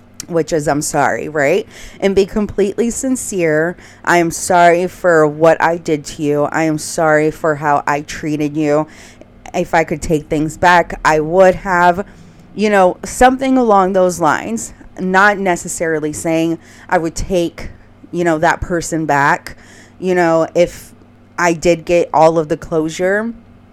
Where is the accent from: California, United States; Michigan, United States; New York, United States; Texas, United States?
Texas, United States; Houston; moved away; I was back in my hometown in Houston